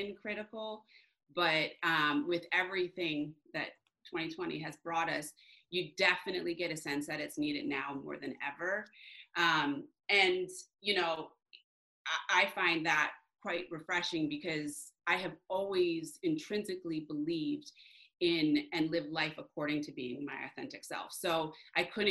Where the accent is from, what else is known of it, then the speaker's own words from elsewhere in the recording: New Jersey, United States; also born or lived in Michigan; I was born in Michigan. And then when I was young, when I was in middle school, actually 12, we moved to New Jersey. I consider New Jersey home.